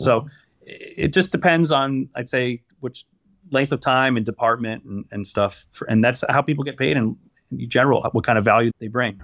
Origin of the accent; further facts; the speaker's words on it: Los Angeles, California, United States; I'm born and raised in Los Angeles, sort of boring, never left L